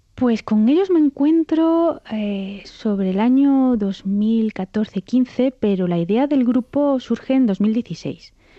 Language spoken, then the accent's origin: Spanish; Córdoba, Andalusia, Spain; moved away as an adult; now in Brussels, Belgium; aprendí el piano, bueno, pues en el conservatorio en Córdoba, que es de donde yo soy